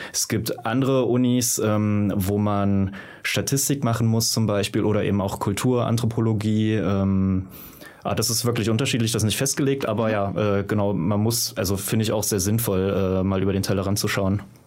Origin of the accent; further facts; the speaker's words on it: Magdeburg, Saxony-Anhalt, Germany; in Magdeburg, wo ich herkomme